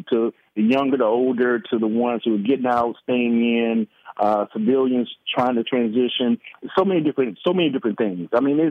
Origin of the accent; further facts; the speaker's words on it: Columbus, Mississippi, United States; I'm from Mississippi, Columbus. You know, it don't even snow. Doesn't snow.